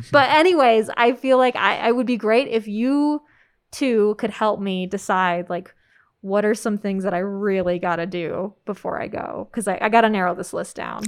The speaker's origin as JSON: {"language": "English", "region": "Colorado", "country": "United States", "tie": "born or raised there", "said": "I grew up in Colorado. I went to school in Colorado"}